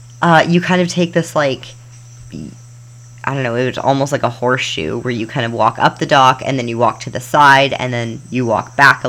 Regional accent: Calgary, Alberta, Canada; moved away; we're from Canada land.

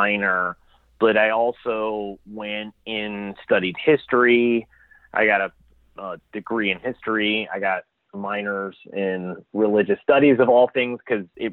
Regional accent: Chicago, Illinois, United States; I grew up in the Midwest in Chicago, Illinois

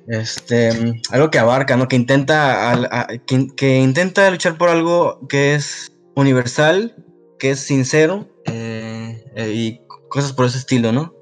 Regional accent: Mexico; lo que somos como consumidores en Latinoamérica, en México

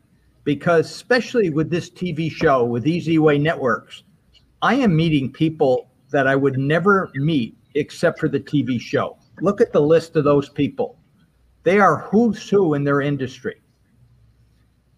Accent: Albany, New York, United States; moved away as an adult

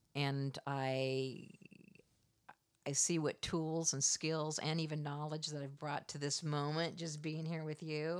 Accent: Iowa, United States; also born or lived in Florida; now in Washington, United States; I'm from the Midwest. I grew up uh, in Iowa

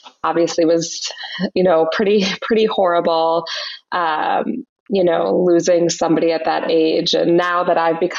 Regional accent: Minnesota, United States; moved away; also born or lived in Chicago; I grew up in Minnesota

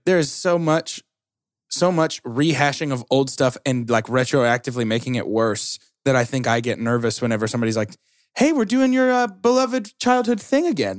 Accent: Atlanta, Georgia, United States; Atlanta, Georgia

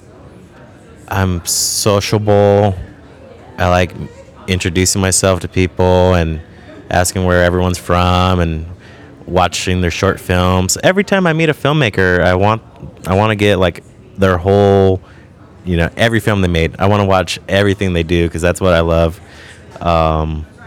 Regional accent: Imperial Valley, Southern California, United States; I grew up in Southern California in this place called the Imperial Valley, which is a border town

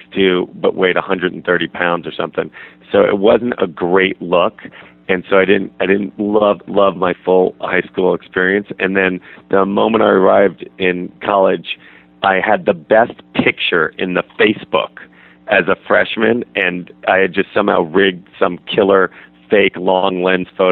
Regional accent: New York City, New York, United States; also born or lived in Berkshires, Massachusetts; I grew up in Manhattan

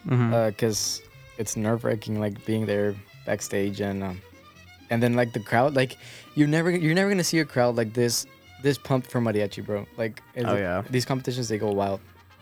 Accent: Roma, Texas, United States; I'm from Roma, and it's a border town, so there's a bridge, a national bridge, crossing from Mexico to Roma

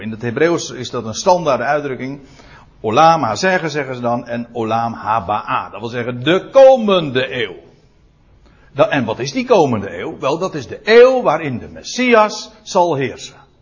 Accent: Netherlands

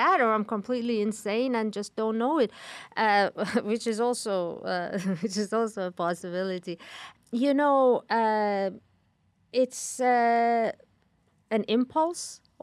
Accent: Iran; moved away; growing up in Iran

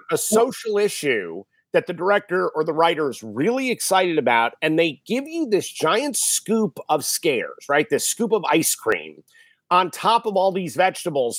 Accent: Westport, Connecticut, United States; I grew up in Westport, Connecticut

